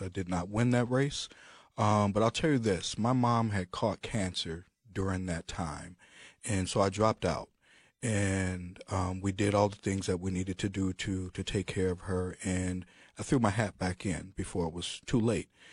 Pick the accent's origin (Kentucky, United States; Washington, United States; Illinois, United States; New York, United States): Illinois, United States; Chicago; I'm from Chicago